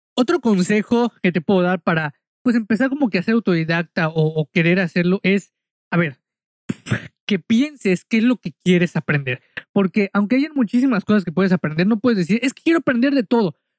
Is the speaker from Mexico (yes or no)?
yes; Mexico; yo soy mexicano